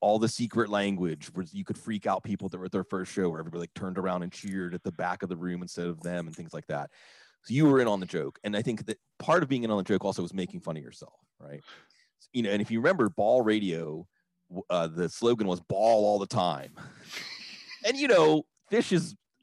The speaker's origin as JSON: {"language": "English", "town": "Washington", "region": "Pennsylvania", "country": "United States", "tie": "born or raised there", "moved": "as an adult", "said": "we would drive down the back road from Washington, PA to Burgettstown, PA, which is where my dad's side of my family settled originally."}